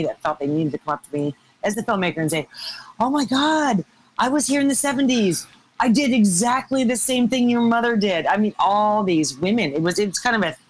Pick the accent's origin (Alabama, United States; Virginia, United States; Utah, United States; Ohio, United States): Ohio, United States; also born or lived in Fort Lauderdale, Florida; I was raised in Ohio with my grandmother mostly